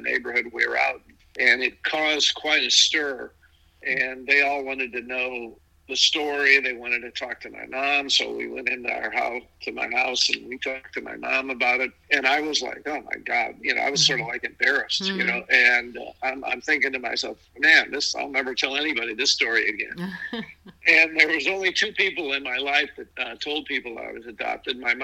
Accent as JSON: {"language": "English", "town": "St. Louis", "region": "Missouri", "country": "United States", "tie": "born or raised there", "also_born_or_lived": "Kansas City, Missouri / Arkansas", "said": "I grew up in St. Louis"}